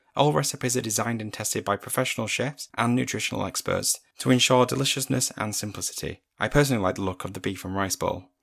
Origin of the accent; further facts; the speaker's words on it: United Kingdom; we're British